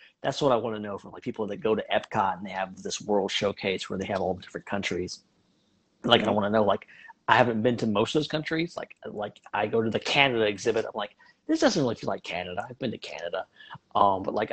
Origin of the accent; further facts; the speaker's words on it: United States; I'm an American